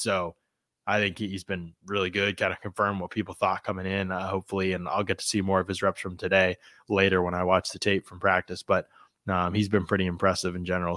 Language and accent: English; Pennsylvania, United States; I'm from Pennsylvania.